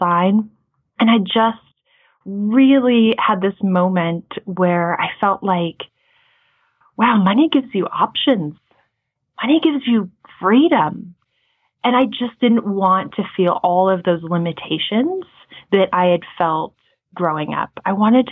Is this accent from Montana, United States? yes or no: yes; Montana, United States; Right now, we live in Montana. I grew up in Montana.